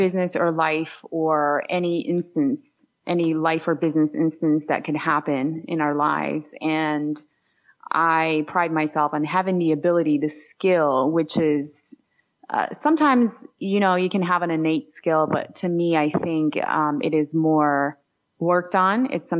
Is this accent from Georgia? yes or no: yes; Georgia; English is a second language; moved away; late 90s when I moved to New York City from Georgia, but it was absolutely a part of Soviet Union.